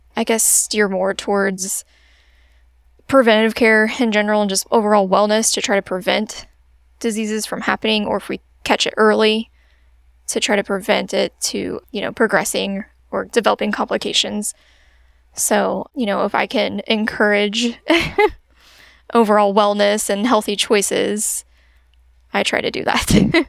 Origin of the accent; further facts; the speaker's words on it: Springfield, Illinois, United States; moved away as an adult; also born or lived in Carbondale, Illinois; I'm originally from Springfield area